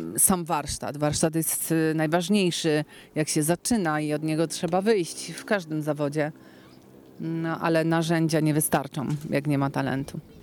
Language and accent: Polish; Kraków, Lesser Poland, Poland; jako krakowianka i śpiewająca krakowianka